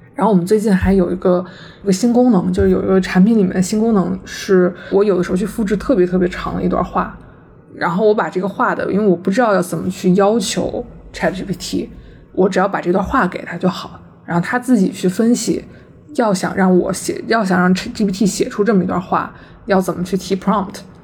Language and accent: Chinese; China; 我们作为中国人